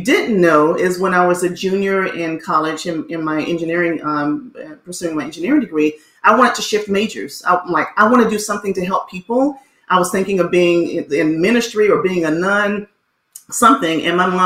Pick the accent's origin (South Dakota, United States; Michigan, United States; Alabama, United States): Alabama, United States; Montgomery; My father was in the military, so we did travel a bit. But then we landed at home in Montgomery, Alabama. And that's where I went to school, graduated there